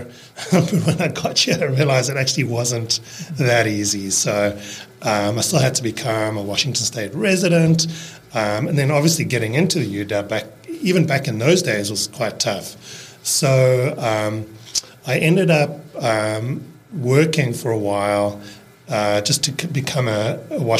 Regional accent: Cape Town, Western Cape, South Africa; accent: South African; first language English; moved away as an adult; also born or lived in Seattle, United States / New Zealand; now in Bainbridge Island, United States; I grew up in Cape Town

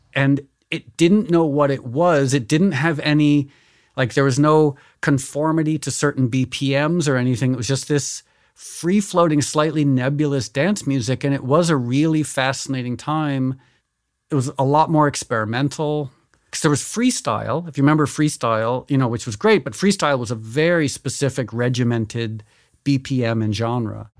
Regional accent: Connecticut, United States; also born or lived in New York City; I was born in New York, but I grew up in Connecticut

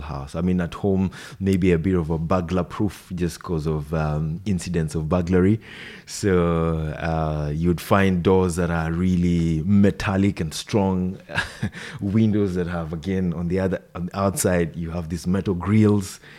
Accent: Nairobi, Kenya; first language Swahili; English is a second language; moved away as an adult; now in New Zealand; I've grown up in the capital city, Nairobi.

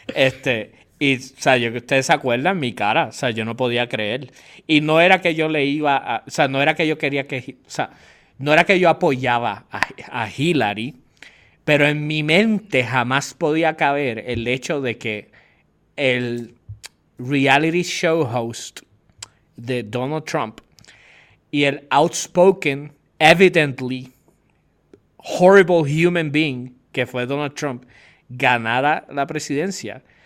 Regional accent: Puerto Rico; nosotros somos un territorio de los Estados Unidos

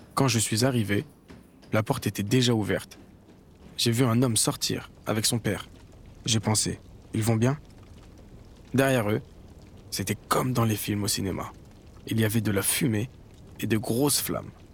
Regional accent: Malakoff, Île-de-France, France; On se connaît tous depuis qu'on est enfants. On vient tous de Malakoff.

